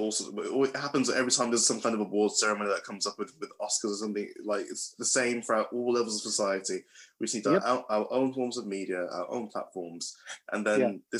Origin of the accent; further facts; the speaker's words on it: United Kingdom; growing up in British culture.